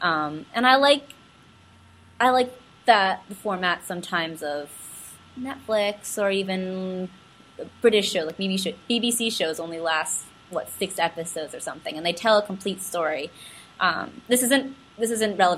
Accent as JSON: {"language": "English", "country": "United States", "said": "my experience as an Asian American"}